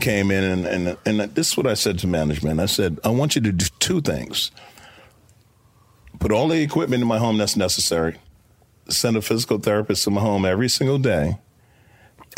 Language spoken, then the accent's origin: English; New York City, New York, United States; I'm a kid from Brooklyn.